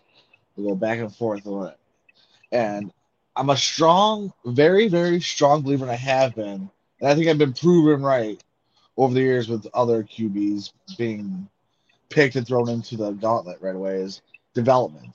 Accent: the Dairyland, Wisconsin, United States; moved away as an adult; now in Florida, United States; I grew up in the Dairyland for 20 some odd years. Now I moved down here in Florida

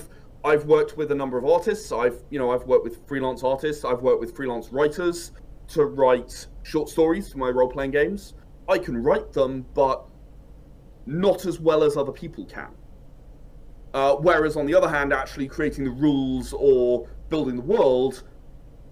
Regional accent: United Kingdom; I'm British

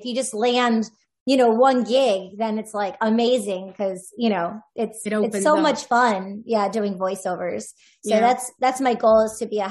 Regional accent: Michigan, United States; I grew up in Michigan, so I used to go to Illinois all the time

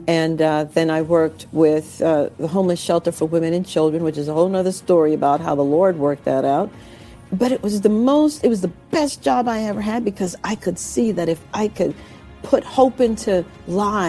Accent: New York, United States; I had a New York attitude because I was raised in New York

